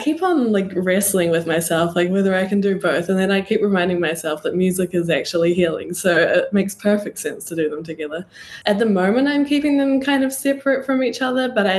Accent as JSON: {"language": "English", "country": "New Zealand", "moved": "as an adult", "lives_now": "Mexico", "said": "I'm from New Zealand, and about 18 months ago now, I moved to Mexico"}